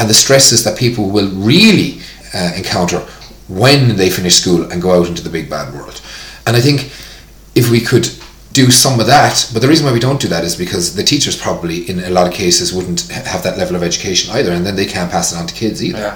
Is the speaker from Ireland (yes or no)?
yes; Tipperary, Ireland; PE, physical education in school was hurling growing up in Tipperary